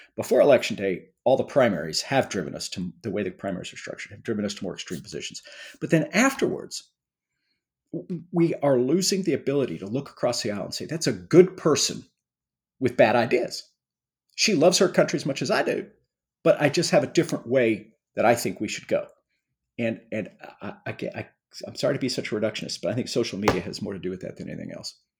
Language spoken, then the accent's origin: English; Missouri City, Texas, United States; I grew up in a small town, Missouri City, Texas, which has become a suburb of Houston